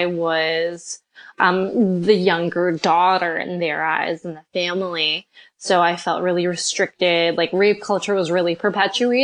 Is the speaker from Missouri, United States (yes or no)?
no; New York, United States; now in California, United States; I'm originally from New York.